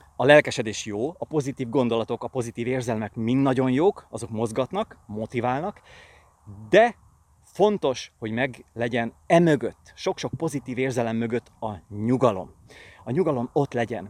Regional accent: Pilisvörösvár, Pest, Hungary; itt nőttem fel Pilisvörösváron

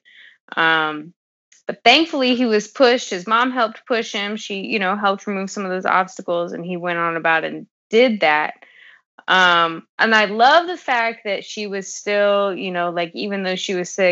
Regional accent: California, United States; I grew up in Cali

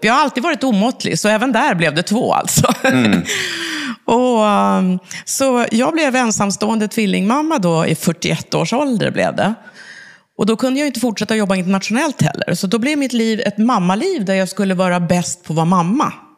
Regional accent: Uppsala, Uppsala County, Sweden; Jag är från Uppsala ursprungligen

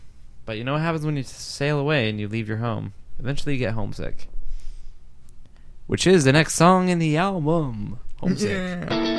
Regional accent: New England, United States; And then this one is the I'm mean because I grew up in New England.

